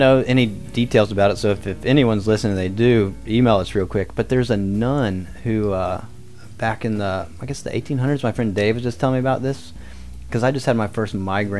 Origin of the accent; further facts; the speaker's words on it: the South, United States; I'm from the South, and, you know, I was brought up with religion